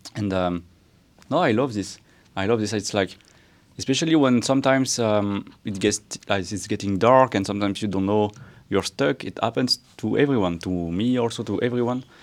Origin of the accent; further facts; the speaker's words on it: France; I was raised in France, mostly